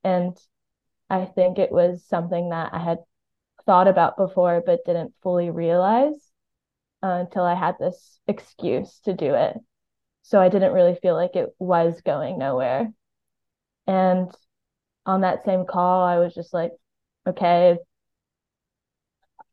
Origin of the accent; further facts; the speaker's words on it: Miami, Florida, United States; now in New York, United States; I'm from Miami.